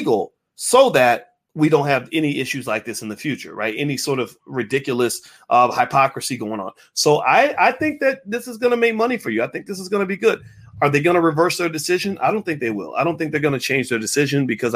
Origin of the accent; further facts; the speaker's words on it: Kentucky, United States; my home state of Kentucky